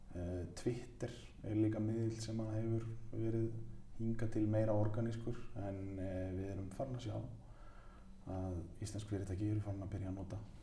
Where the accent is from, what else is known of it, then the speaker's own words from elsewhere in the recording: Mosfellsbær, Capital Region, Iceland; Afturvelding mitt, eh, mitt lið í mínum heimabæi